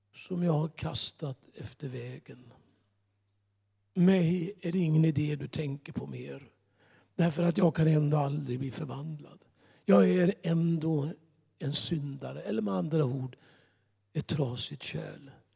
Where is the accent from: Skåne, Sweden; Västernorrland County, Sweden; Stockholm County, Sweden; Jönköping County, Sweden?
Jönköping County, Sweden; Gislaved; moved away; also born or lived in Tranemo / Gothenburg; Mer än vår äldstekår i församlingen hemma i Gislaved